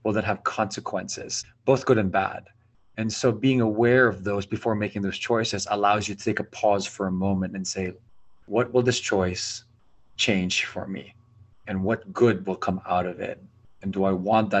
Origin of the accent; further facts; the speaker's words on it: Philippines; now in United States; I'm an islander, I'm a Filipino